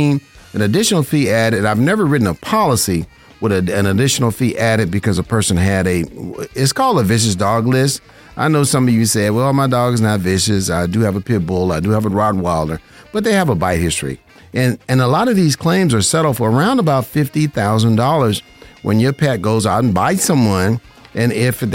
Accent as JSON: {"language": "English", "town": "Las Vegas", "region": "Nevada", "country": "United States", "tie": "born or raised there", "said": "I'm a licensed insurance broker right here in Vegas. This is my hometown."}